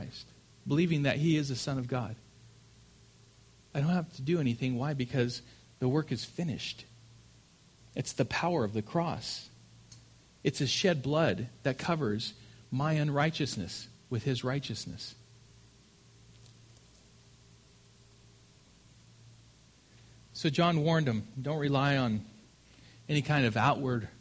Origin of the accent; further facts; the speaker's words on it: Grand Terrace, California, United States; I grew up in Grand Terrace